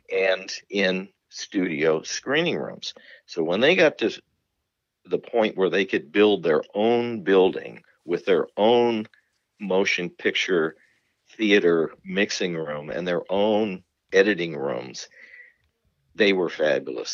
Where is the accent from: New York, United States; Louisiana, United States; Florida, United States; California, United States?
California, United States; Marin County; also born or lived in San Francisco; I was born in San Francisco. I grew up in Marin County